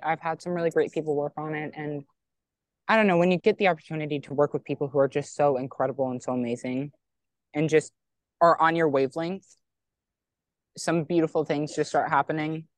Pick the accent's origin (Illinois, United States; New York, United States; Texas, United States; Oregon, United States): Texas, United States; moved away as an adult; I'm from Texas